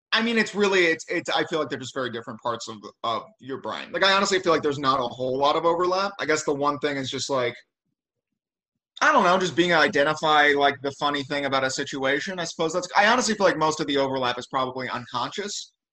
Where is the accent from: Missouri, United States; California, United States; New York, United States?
Missouri, United States; St. Louis; now in Los Angeles, United States; I'm from like a suburb of St. Louis